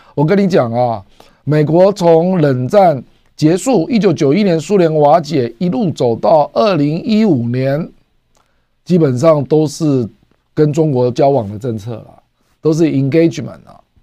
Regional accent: Taiwan; 我们台湾

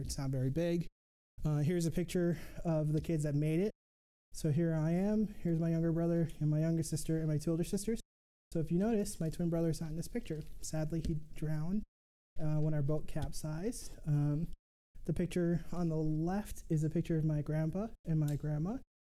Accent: Mogadishu, Banaadir, Somalia; born there; So I was born right here in the capital, in Mogadishu.

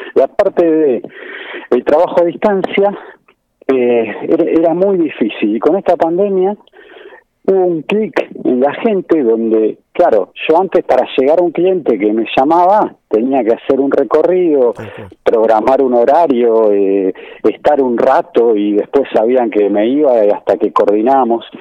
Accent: Buenos Aires, Argentina; yo soy originario de Bajo Flores

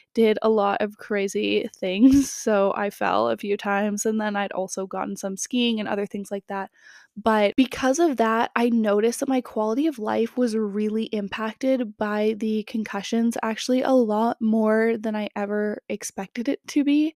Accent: Canada; also born or lived in California; I grew up in Canada, so it was really cold where I live in the winter

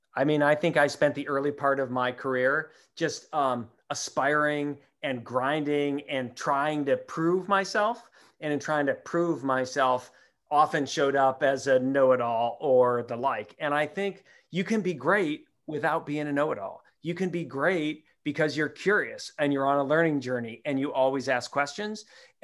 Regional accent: Midwest, United States; maybe it's just growing up in the Midwest, but that's just not me.

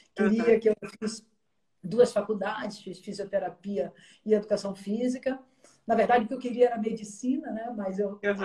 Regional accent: Bahia, Brazil; eu morava em frente à praia, sou baiana

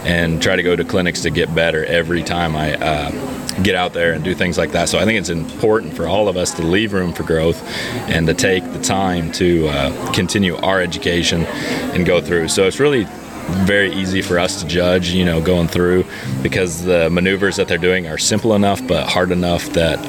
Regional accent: Colorado, United States; moved away as an adult; now in North Carolina, United States; I've lived there for about 8 years now, and originally from Colorado

